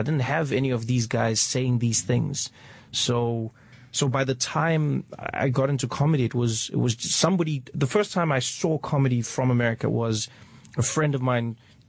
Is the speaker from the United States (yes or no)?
no; South Africa; luckily, when I was 10 years old, we had our first democratic election. So I only lived 6 years into apartheid.